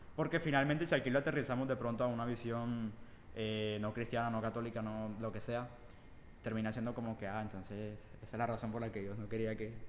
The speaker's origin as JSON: {"language": "Spanish", "town": "Barranquilla", "region": "Atlántico", "country": "Colombia", "said": "yo sí soy de Barranquilla"}